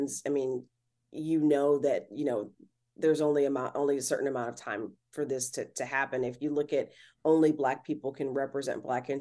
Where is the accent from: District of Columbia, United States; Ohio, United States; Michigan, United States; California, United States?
Ohio, United States; Cleveland; now in Los Angeles, United States; where I grew up in Cleveland